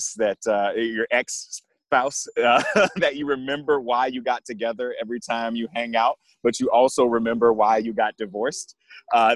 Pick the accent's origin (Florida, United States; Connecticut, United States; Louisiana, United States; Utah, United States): Florida, United States; Jacksonville; moved away as an adult; also born or lived in Colombia / Brazil / Dominican Republic / Germany; now in San Francisco, United States; I grew up in Jacksonville, Florida, so I'm a Southern boy at heart